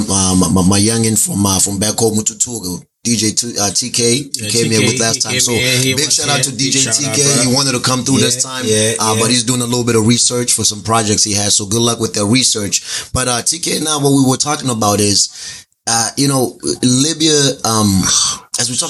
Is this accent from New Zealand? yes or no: no; South Africa; my country